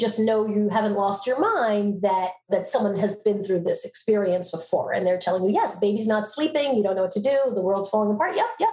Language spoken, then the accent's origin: English; Long Island, New York, United States; accent: Long Island; I grew up in Long Island, Strong Island, as we like to say. I actually, NBC many years ago sent me to speech classes to help lose my Long Island accent.